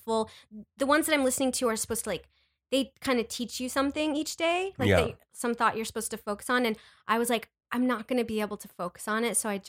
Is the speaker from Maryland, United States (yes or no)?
no; Wayne, Nebraska, United States; So Midwest, Nebraska.